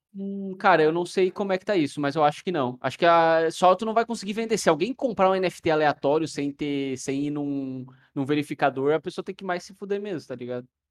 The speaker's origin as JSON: {"language": "Portuguese", "town": "Torres", "region": "Rio Grande do Sul", "country": "Brazil", "tie": "born or raised there", "moved": "yes", "said": "lá em Torres, na minha, na minha cidade natal"}